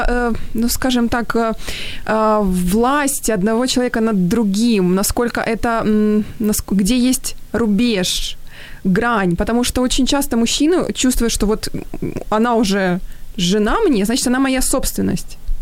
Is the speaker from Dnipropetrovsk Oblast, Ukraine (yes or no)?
yes; Dnipro, Dnipropetrovsk Oblast, Ukraine; в моем родном городе в Днепре